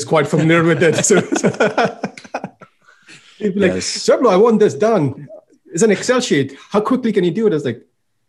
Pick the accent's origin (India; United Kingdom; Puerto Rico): India; moved away as an adult; also born or lived in Edmonton, Alberta, Canada; now in Canada; I was in Edmonton, Alberta. And I had went to school to be an engineer and born and raised in India, spent all my life in India up until that point.